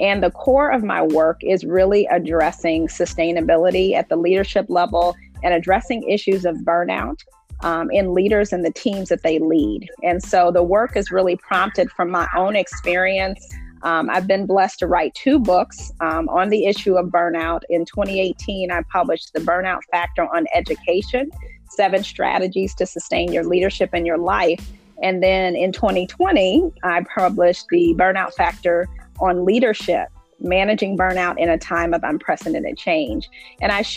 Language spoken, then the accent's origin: English; Indianapolis, Indiana, United States; I am a native of Indianapolis. So I grew up here in Indianapolis in the Butler Tarkington neighborhood.